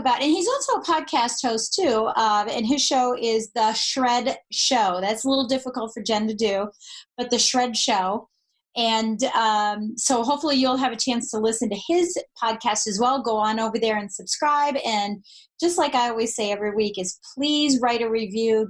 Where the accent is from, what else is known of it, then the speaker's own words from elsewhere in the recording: Colorado, United States; I'm from Colorado